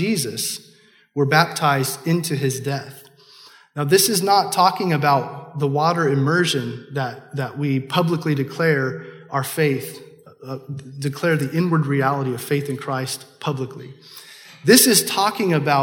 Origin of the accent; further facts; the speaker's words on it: Kansas City, United States; I'm from Kansas City